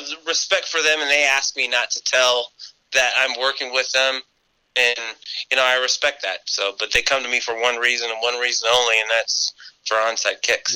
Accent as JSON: {"language": "English", "town": "Reno", "region": "Nevada", "country": "United States", "tie": "born or raised there", "said": "I'm a local boy and I, I, really wanted to kick for UNR because, you know, growing up in Reno"}